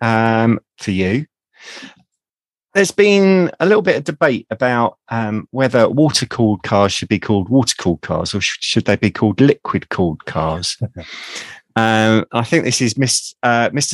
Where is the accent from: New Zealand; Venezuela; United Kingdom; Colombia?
United Kingdom; accent: south of London; my dulcet tones from the south of London